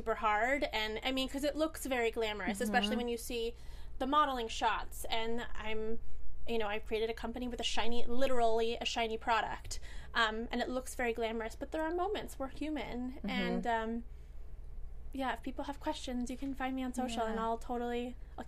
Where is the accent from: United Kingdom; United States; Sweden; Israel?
United States; Alameda, California; moved away; my hometown, Alameda, in Northern California